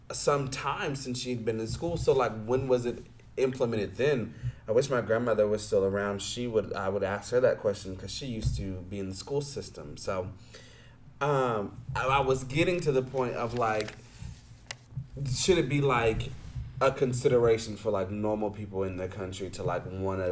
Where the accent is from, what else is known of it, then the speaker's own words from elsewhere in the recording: United States; as the American-born person